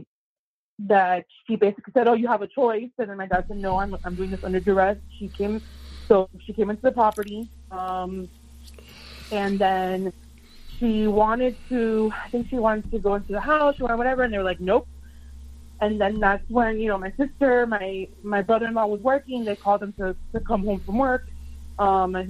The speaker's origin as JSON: {"language": "English", "region": "Florida", "country": "United States", "moved": "as an adult", "lives_now": "Michigan, United States", "said": "I'm from Florida, but I'm in Michigan right now"}